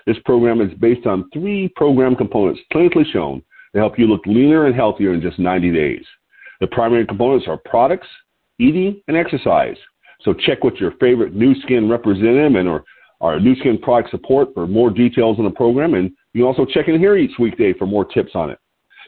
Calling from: Lompoc, California, United States

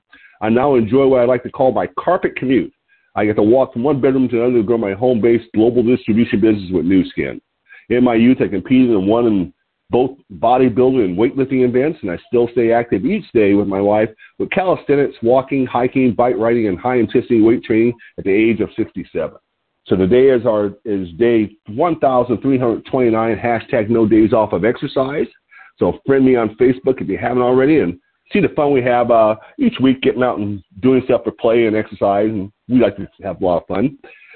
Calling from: Lompoc, California, United States

